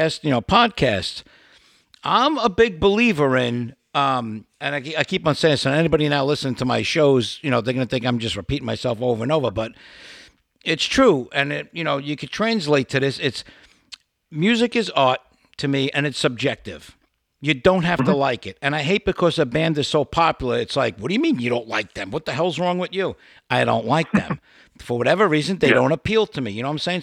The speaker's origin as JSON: {"language": "English", "town": "New York City", "region": "New York", "country": "United States", "said": "I'm a New York guy like you. I'm from Brooklyn, New York"}